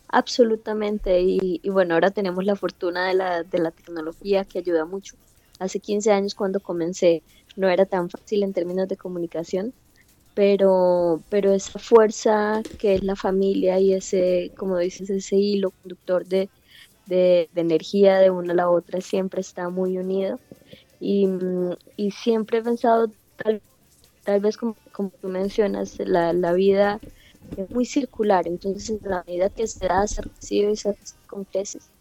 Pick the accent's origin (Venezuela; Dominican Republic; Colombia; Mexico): Colombia; mi experiencia como colombiana